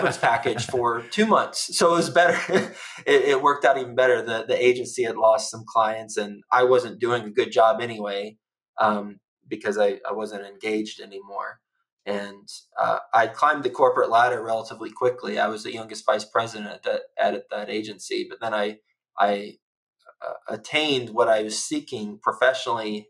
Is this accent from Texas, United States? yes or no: yes; Texas, United States; moved away; also born or lived in New York City; I'm from Texas